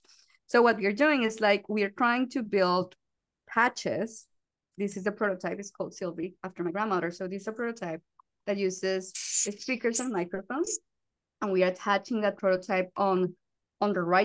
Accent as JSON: {"language": "English", "country": "Colombia", "second_language": "English", "moved": "yes", "said": "I'm from Colombia, as you can notice by the accent"}